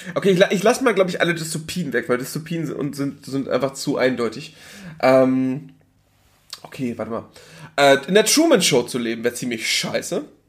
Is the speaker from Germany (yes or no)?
yes; Germany; ich bin in Deutschland geboren, ne? ich bin deutscher Staatsbürger